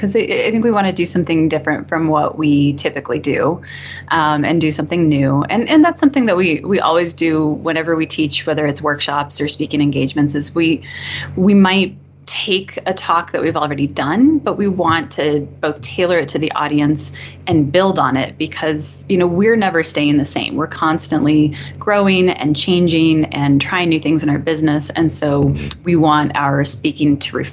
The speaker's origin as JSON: {"language": "English", "region": "Montana", "country": "United States", "tie": "born or raised there", "moved": "yes", "lives_now": "Colorado, United States", "said": "I grew up in Montana, which is very rural."}